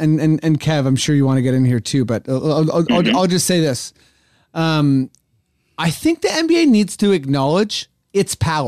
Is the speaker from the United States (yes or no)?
no; Canada; trust me, I'm Canadian